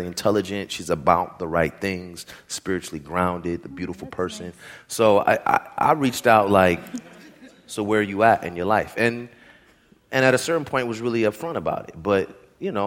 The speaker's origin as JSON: {"language": "English", "area": "the Bay Area", "region": "California", "country": "United States", "also_born_or_lived": "New York", "moved": "as an adult", "said": "I'm from the Bay Area"}